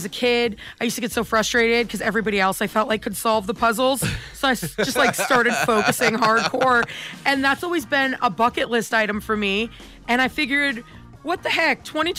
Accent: Vancouver, Washington, United States; I'm from Vancouver, Washington

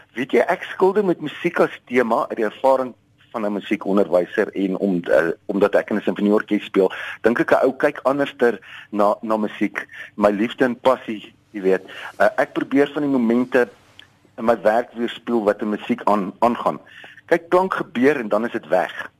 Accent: Wolmaransstad, North West, South Africa; now in Johannesburg, South Africa; ek is op Wommerandstad gebore in die Destydse Wes-Transvaal en ek het op 'n plaas groot geword

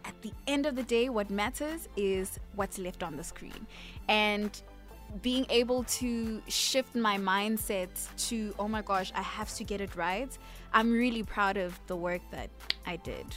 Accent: South Africa

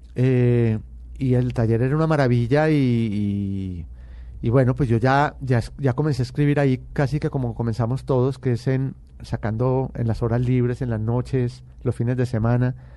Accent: Medellín, Antioquia, Colombia; born or raised there

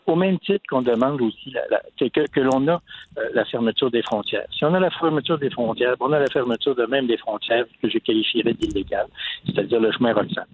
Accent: Canada; on est tous des Canadiens

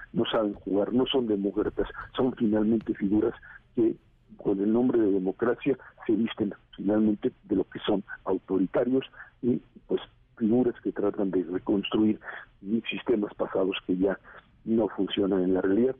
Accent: Mexico; como sociedad mexicana

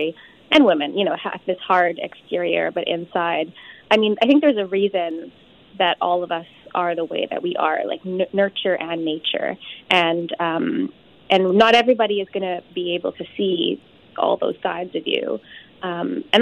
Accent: Saskatoon, Saskatchewan, Canada; my South Asian community growing up in Saskatoon was quite progressive

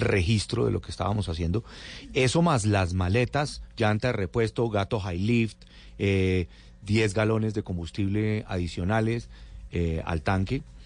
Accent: Bogotá, Colombia; como bogotano

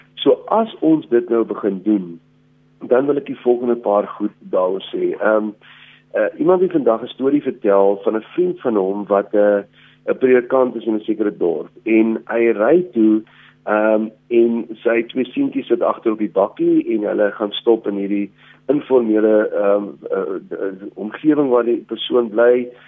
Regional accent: South Africa; as Suid-Afrikaners

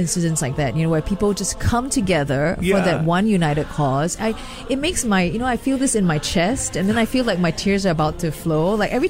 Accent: Singapore; That makes me really proud as a Singaporean.

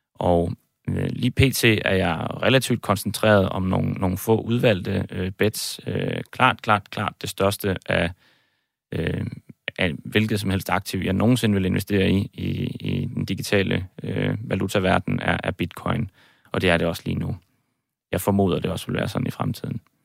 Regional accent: Aalborg, North Denmark Region, Denmark; moved away as an adult; also born or lived in Copenhagen; now in Cyprus; Jeg er født og opvokset i Aalborg, øh, også boet i København en, en, en årrække

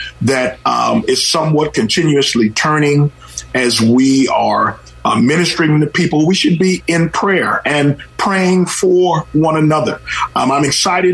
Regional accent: Oakland, California, United States; I was raised in the Oakland of yesterday, and the beautiful Lake Merritt

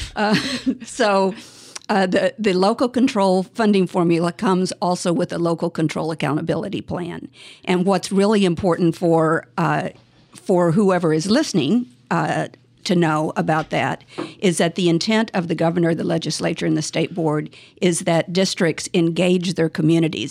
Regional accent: Tulsa, Oklahoma, United States; moved away as an adult; also born or lived in Washington, D.C.; now in Bay Area, United States; I was, uh, born and raised in Tulsa, Oklahoma

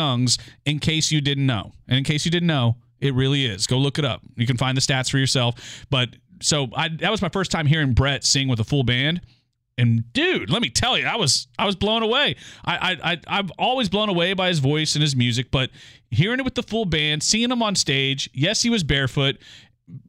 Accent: Goliad, Texas, United States; now in Houston, United States; growing up in Goliad

